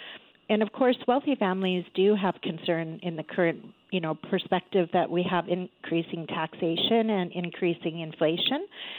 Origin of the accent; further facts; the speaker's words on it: Canada; Only 1/3 of us as a Canadian population have a will